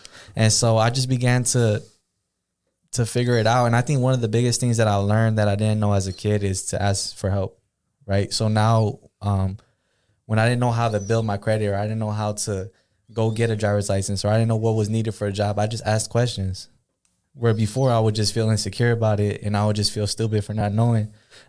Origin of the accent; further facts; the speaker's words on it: Pomona, California, United States; Because I'm from Pomona, right? I'm from LA. All my family lives down there.